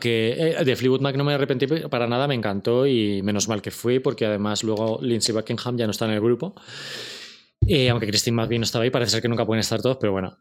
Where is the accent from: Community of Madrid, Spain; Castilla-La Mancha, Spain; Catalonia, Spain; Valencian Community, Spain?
Community of Madrid, Spain; Torrejón de Ardoz; soy de Torrejón